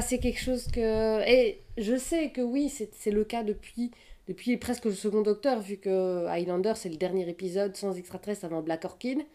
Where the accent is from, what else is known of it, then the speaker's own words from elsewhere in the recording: Belgium; moi, je suis belge, donc ça veut dire que je regardais Place Royale tous les dimanches